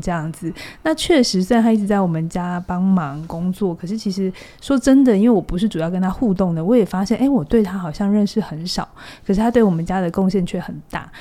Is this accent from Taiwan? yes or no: yes; Taiwan; 不是我们台湾人的这种变形的。